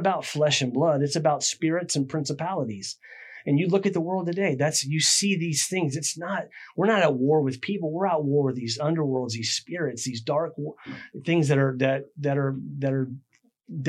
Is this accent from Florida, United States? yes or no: yes; Clearwater?, near Tampa, Florida, United States; also born or lived in MacDill Air Force Base, Tampa, Florida; I grew up in Claremont City